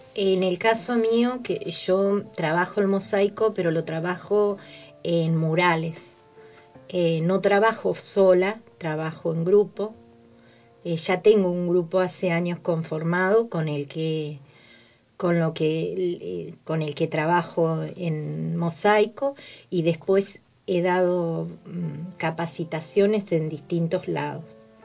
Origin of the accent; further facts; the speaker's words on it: Bahía Blanca, Buenos Aires Province, Argentina; moved away; yo soy nacida en Bahía Blanca, eh, tengo toda mi familia eh, en el mundo del arte, inclusive una prima docente en la Escuela de Artes Visuales de allá y desde chica estudié dibujo y pintura